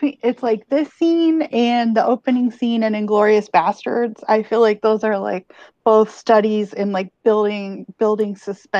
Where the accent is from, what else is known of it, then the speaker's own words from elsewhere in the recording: near Corpus Christi, Texas, United States; her hometown of Corpus is pretty close to my hometown